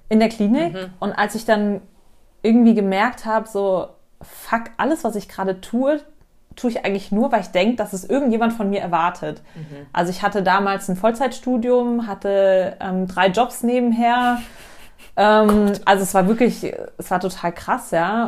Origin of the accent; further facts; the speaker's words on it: Munich, Bavaria, Germany; ich bin 27, gebürtige Münchnerin